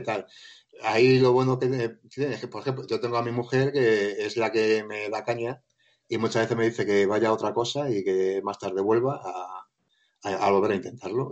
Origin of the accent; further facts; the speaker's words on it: Móstoles, Community of Madrid, Spain; moved away as an adult; now in Province of Toledo, Spain; soy de Madrid, de Móstoles